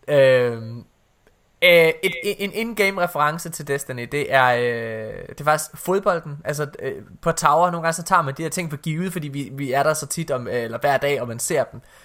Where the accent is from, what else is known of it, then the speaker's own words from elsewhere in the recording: Ølgod, Southern Denmark, Denmark; det var diskotek Shakespeare i Ølgod, hvor jeg kommer fra